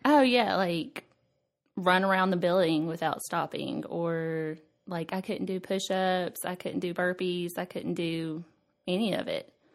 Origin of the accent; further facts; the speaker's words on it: Nashville, Tennessee, United States; I was born in Nashville, and I've lived here my whole life